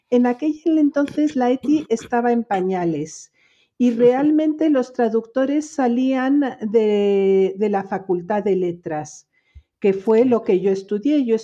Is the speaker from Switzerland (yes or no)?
yes; Geneva, Switzerland; creciendo en Ginebra, hija de españoles, yo crecí mm, eh, bilingüe, totalmente, soy totalmente bilingüe francés-español